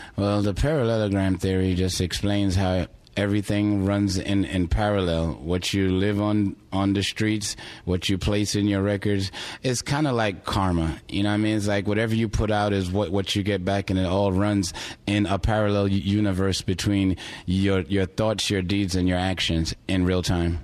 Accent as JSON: {"language": "English", "town": "New York City", "region": "New York", "country": "United States", "tie": "born or raised there", "also_born_or_lived": "Houston", "moved": "yes", "said": "grow up around it like I did in Brooklyn"}